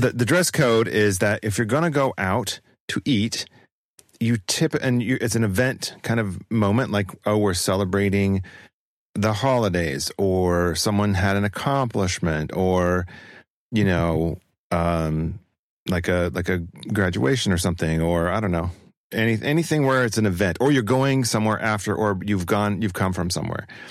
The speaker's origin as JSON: {"language": "English", "region": "northern Utah", "country": "United States", "tie": "born or raised there", "said": "raised with people who spoke in that tone. So it's not me taking on necessarily a region, but my own that I, uh, came from, which would be Utah, northern Utah"}